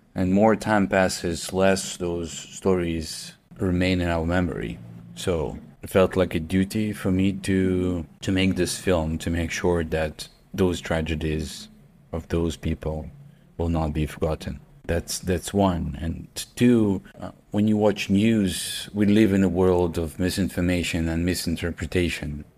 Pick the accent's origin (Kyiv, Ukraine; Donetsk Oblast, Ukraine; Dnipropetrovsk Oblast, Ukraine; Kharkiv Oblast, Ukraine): Kharkiv Oblast, Ukraine; Kharkiv; at that time I was in Kharkiv, in my hometown